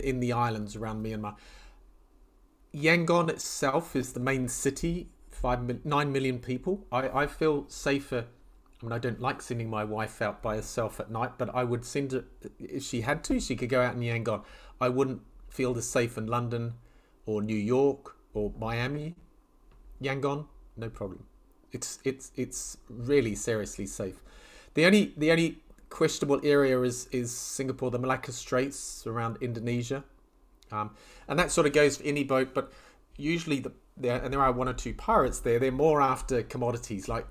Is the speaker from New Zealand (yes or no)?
yes; New Zealand; moved away as an adult; also born or lived in Mediterranean / Southeast Asia; I grew up in New Zealand, and I could sail before I could walk.